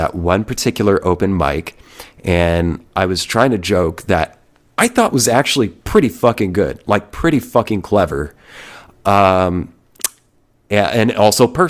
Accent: Oklahoma, United States; also born or lived in New Jersey / Austin, Texas; When I was just before fifth grade, I moved from New Jersey to a small town here in Oklahoma

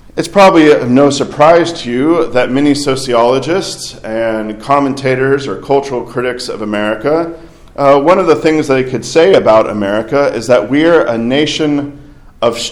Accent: Arkansas, United States; I grew up in Arkansas

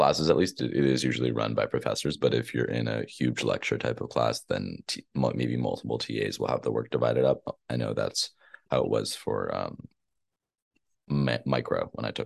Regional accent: Boston, Massachusetts, United States; moved away as an adult; now in Chicago, United States; I'm from Boston

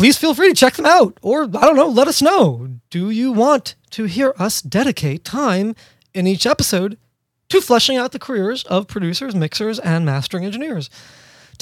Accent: New York City, New York, United States; born and raised in New York City.

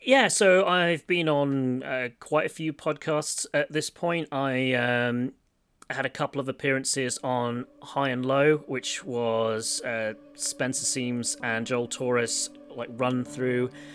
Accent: Stony Stratford, South East England, United Kingdom; I grew up in Stony Stratford

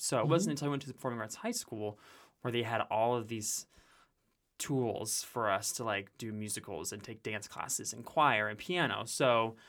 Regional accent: the Carolinas, United States; also born or lived in Utah; So I like to say that I was raised in Utah because, as you can hear, there was really no Southern accent, but I grew up in the Carolinas

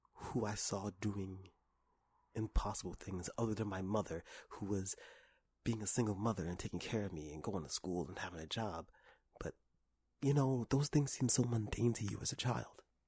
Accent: New York City, New York, United States; when I was a child, I was raised in Harlem

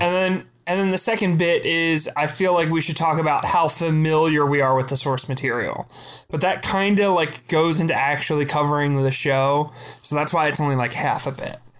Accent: Pennsylvania, United States; born or raised there

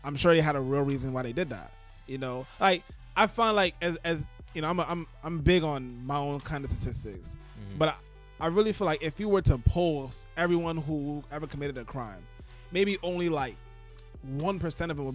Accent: New York City, New York, United States; moved away; also born or lived in North Carolina / New England; I grew up, until I moved to Canarsie, mm-hmm. I grew up on Rockaway Parkway

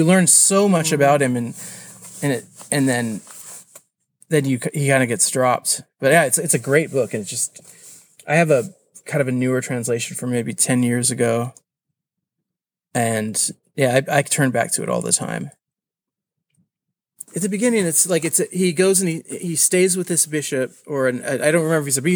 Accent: California, United States; moved away; also born or lived in Mexico; I come from California, and my parents were in the commercial fishing industry, so I grew up living on boats a lot, and we on both sides of the border

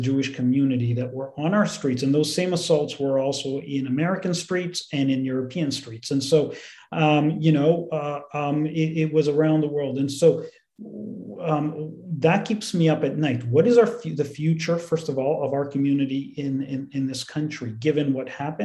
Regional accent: Canada; as Canadians

